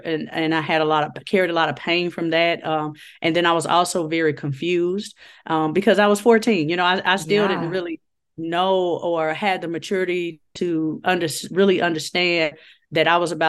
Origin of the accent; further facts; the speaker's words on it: Chicago, Illinois, United States; So I was born and raised in Chicago, Illinois, and the west side of Chicago, you know, rough neighborhood.